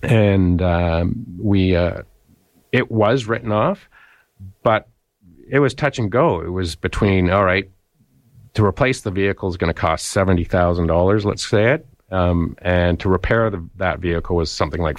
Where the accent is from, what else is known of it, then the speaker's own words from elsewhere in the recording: London, United Kingdom; Because I'm from London, Jeff.